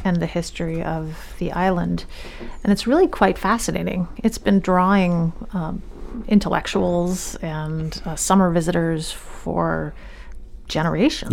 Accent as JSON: {"language": "English", "town": "Yarmouth", "region": "Maine", "country": "United States", "tie": "born or raised there", "said": "I grew up in Yarmouth"}